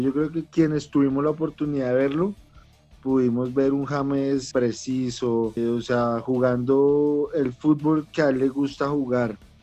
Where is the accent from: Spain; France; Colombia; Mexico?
Colombia; bastante grato para mí como colombiano